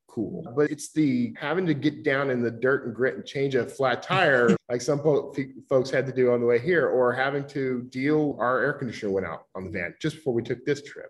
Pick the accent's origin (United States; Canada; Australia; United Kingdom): United States; Gulf Coast; moved away; I grew up on the Gulf Coast, hurricanes, floods, tornadoes.